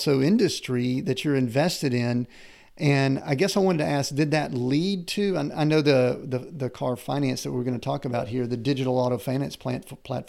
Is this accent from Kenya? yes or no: no; Southern U.S., United States; I grew up in the Southern U.S.